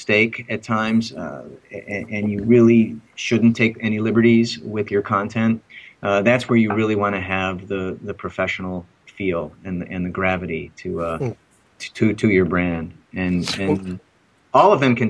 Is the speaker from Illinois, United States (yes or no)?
yes; Chicago, Illinois, United States; I am from Chicago